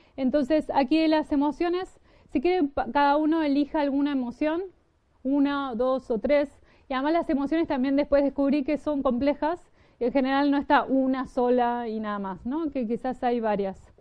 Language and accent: Spanish; Argentina; moved away; Yo vengo de Argentina